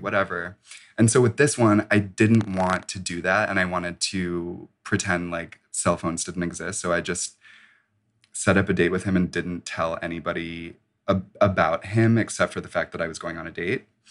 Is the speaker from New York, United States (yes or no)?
no; suburbs of Chicago, Illinois, United States; I'm from the suburbs of Chicago